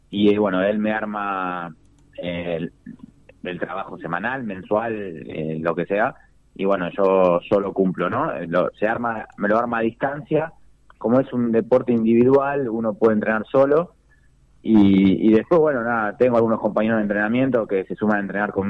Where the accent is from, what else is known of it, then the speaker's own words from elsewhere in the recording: Longchamps, Buenos Aires Province, Argentina; yo a cada carrera que voy me, gusta decir que soy de Longchamp o, cuando, no sé, si subo al podio que digan, … yo dice de Longchamp